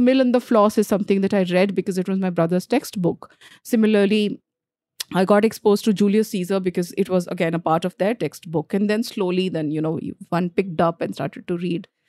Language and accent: English; Jharkhand, India; first language Bhojpuri; English is a second language; moved away as an adult; also born or lived in Delhi; I grew up in Jharkhand